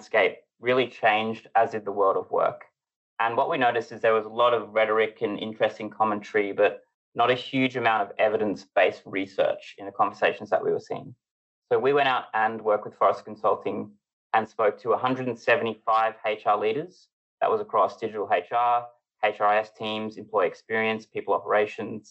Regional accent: Australia; moved away as an adult; now in United Kingdom; I'm from Australia, but I've lived in the UK for a number of years now

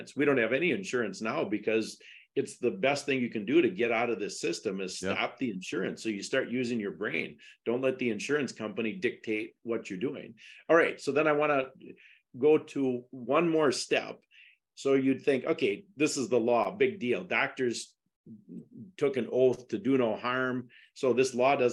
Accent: Wisconsin, United States; I was from Wisconsin because I'm the only one without an accent.

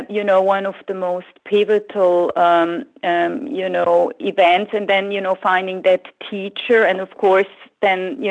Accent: the German-speaking part, German-speaking Switzerland, Switzerland; English is a second language; moved away as an adult; now in San Francisco Bay Area, United States; growing up in Switzerland

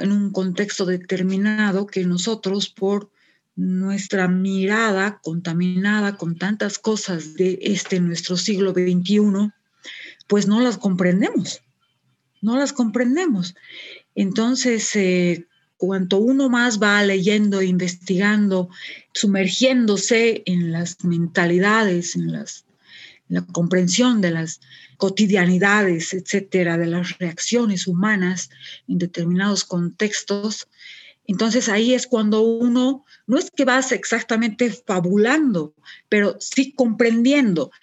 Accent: Sucre, Chuquisaca, Bolivia; estoy en Sucre, es, mi ciudad natal, nací, nací acá en Sucre, estudié también acá en, Sucre

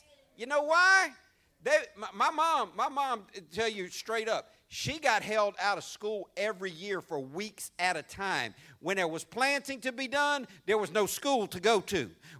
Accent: Louisiana, United States; We're from Louisiana. You know why people in Louisiana have lots of babies?

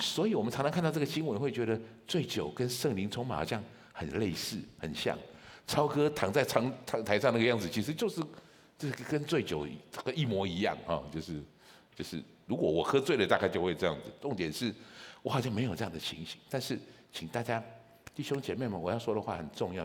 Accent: Taichung, Taiwan; moved away as an adult; also born or lived in Kaohsiung; 我是一个台中人，我在台中从小长大，我的小学到大学都在台，都在台中

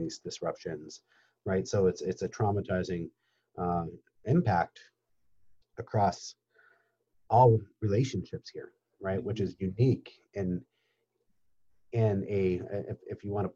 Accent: Upper Peninsula of Michigan, United States; moved away as an adult; also born or lived in New York; I grew up in the Upper Peninsula of Michigan

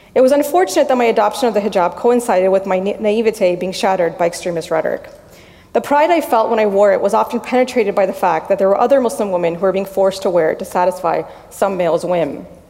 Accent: Miami, Florida, United States; moved away; also born or lived in Washington, D.C. area (DMV); I was born and raised in Miami.

